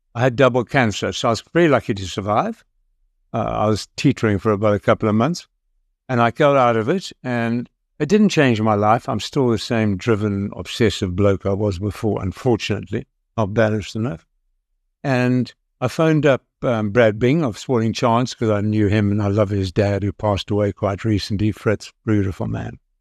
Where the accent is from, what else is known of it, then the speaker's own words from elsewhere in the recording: South Africa; I'm a South African